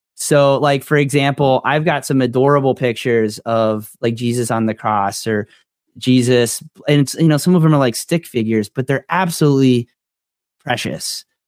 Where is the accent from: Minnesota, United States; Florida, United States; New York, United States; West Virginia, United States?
Florida, United States; I'm from Florida.